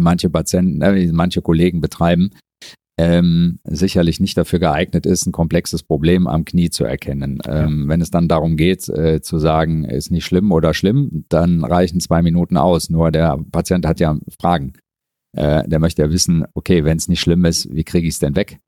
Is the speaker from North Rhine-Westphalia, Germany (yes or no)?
yes; Mönchengladbach, North Rhine-Westphalia, Germany; also born or lived in Frankfurt / Düsseldorf; Arbeite hier eigentlich an meinem Geburts- und Wohnort